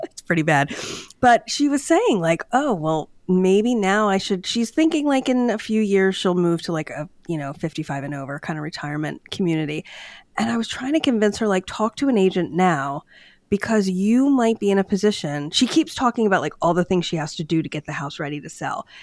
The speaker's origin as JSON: {"language": "English", "town": "Downingtown", "region": "Pennsylvania", "country": "United States", "tie": "born or raised there", "said": "my hometown of Downingtown"}